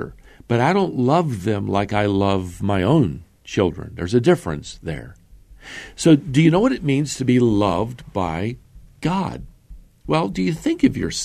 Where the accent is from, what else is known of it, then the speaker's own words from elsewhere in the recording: Norfolk, Virginia, United States; When I grew up in Norfolk, Virginia, there on Red Brook Road, just off Military Highway